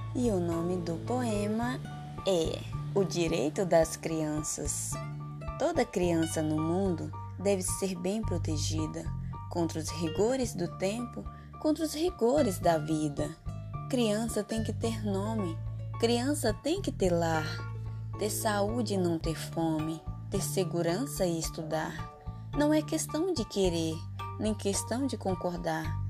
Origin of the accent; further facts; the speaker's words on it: São Félix do Xingu, Pará, Brazil; sou de São Félix do Xingu Pará